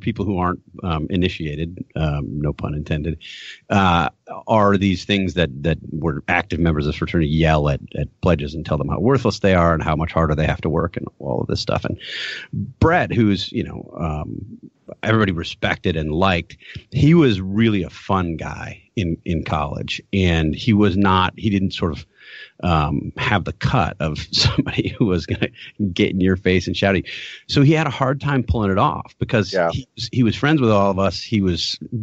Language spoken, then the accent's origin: English; Milwaukee, Wisconsin, United States; moved away as an adult; now in Washington, D.C., United States; growing up in Milwaukee, we didn't have a professional team.